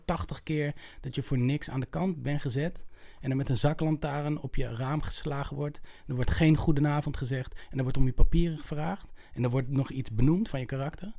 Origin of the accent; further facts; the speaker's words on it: Utrecht, Netherlands; ik kom uit Utrecht